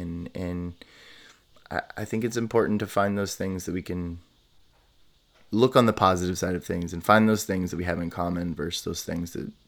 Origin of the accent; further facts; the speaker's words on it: Midwest, United States; I grew up in the United States and conservative, you know, Midwest, you know, like very different experiences.